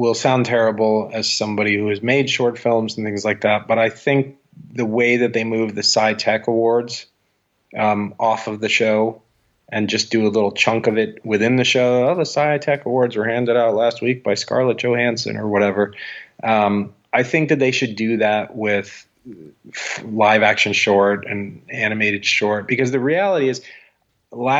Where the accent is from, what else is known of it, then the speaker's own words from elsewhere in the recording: Los Angeles, California, United States; moved away as an adult; I moved from Los Angeles, and having lived there my whole life